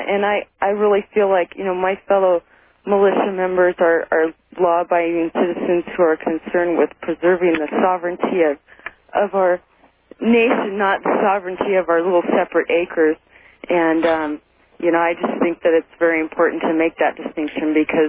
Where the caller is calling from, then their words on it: Kalispell, Montana, United States; I'm calling from Kalispell.